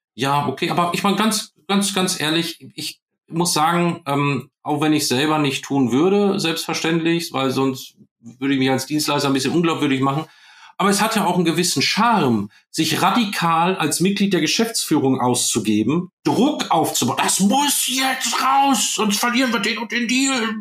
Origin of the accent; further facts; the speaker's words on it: Germany; wir sitzen da als Deutsche